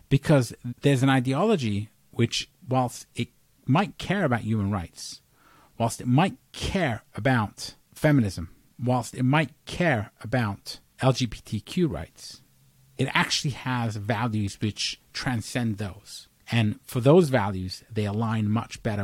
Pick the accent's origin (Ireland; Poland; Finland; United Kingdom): United Kingdom; England; now in United States; although I was born in England, I'm an American citizen